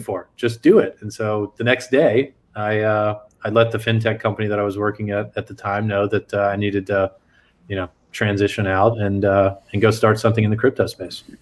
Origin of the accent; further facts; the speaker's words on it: San Antonio, Texas, United States; I grew up in South Texas. I'm originally from San Antonio.